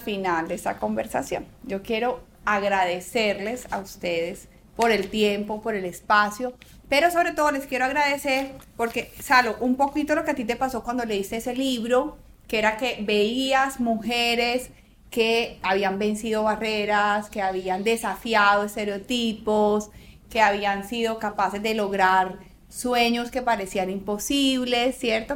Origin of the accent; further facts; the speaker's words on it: Antioquia, Colombia; me encanta que como antioqueños